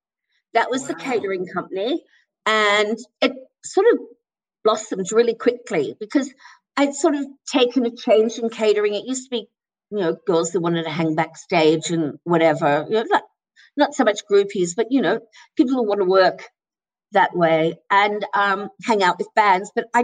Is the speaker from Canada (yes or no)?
no; Melbourne, Victoria, Australia; moved away; also born or lived in England; I'm Australian. I lived in England.